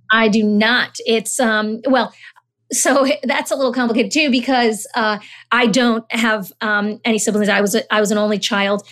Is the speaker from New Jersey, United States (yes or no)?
yes; Summit, New Jersey, United States; also born or lived in Natick, Massachusetts / Honduras; I grew up in Summit, New Jersey, my family and I, we moved here when I was about six.